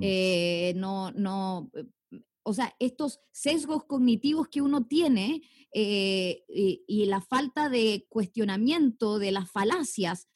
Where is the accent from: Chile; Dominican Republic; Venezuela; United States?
Chile